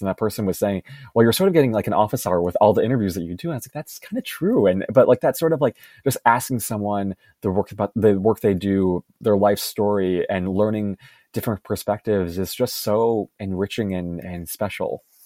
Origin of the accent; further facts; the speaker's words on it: Chicago, Illinois, United States; moved away as an adult; also born or lived in Los Angeles, United States; I'm currently in Chicago, my hometown